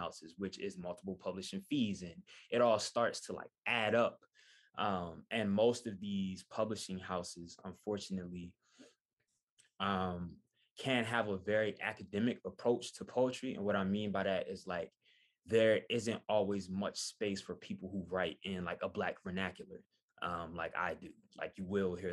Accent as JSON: {"language": "English", "town": "Wilmington", "region": "Delaware", "country": "United States", "moved": "as an adult", "lives_now": "Philadelphia, United States", "said": "before I even moved to Philadelphia, where I live now, I'm originally from Wilmington."}